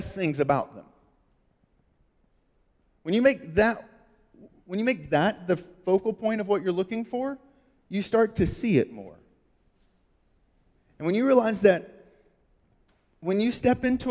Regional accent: United States

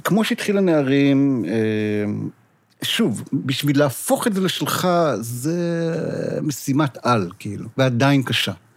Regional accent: Israel; אני ישראלי

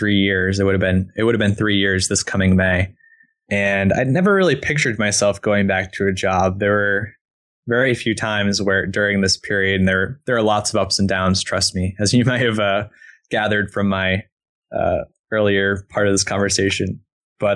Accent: East Coast, United States; moved away as an adult; now in Portland, United States; I'm from the East Coast originally.

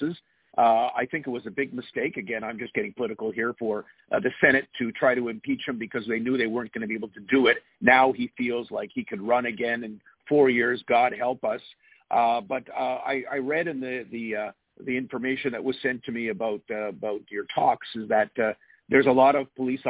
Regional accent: Canada; I'm a Canadian

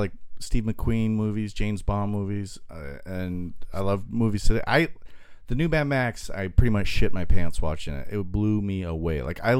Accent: Cambodia; now in Long Beach, United States; I came from Cambodia.

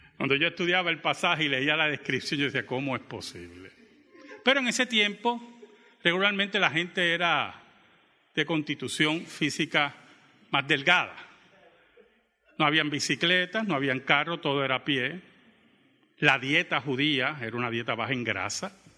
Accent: Bayamón, Puerto Rico; born or raised there; also born or lived in Santurce, Puerto Rico

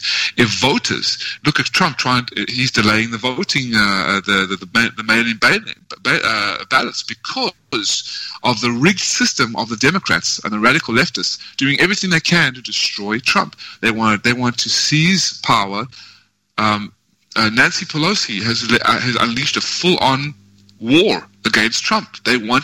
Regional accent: South Africa; now in United States; I always will have that birth of South Africa

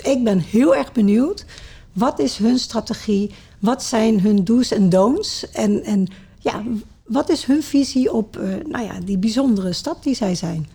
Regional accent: Sittard, Limburg, Netherlands; also born or lived in Maastricht; now in Culemborg, Netherlands; ik ben geboren in Limburg, in Sittard. Ja. Er zijn twee steden waar ik in opgegroeid ben, Sittard en Maastricht.

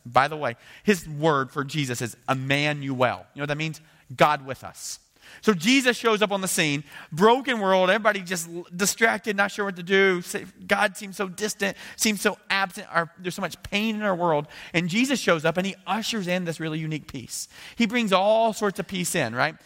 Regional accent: United States; as an American

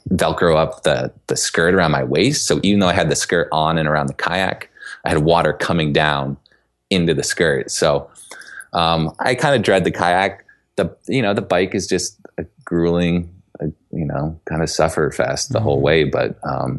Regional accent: White Mountains, New Hampshire, United States; also born or lived in San Diego; I grew up here. This is my hometown

